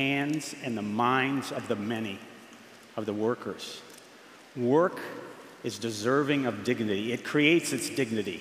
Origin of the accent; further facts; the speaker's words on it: New York, United States; moved away as an adult; also born or lived in Massachusetts; now in Illinois, United States; I grew up for 20 years in a place called the Empire State, New York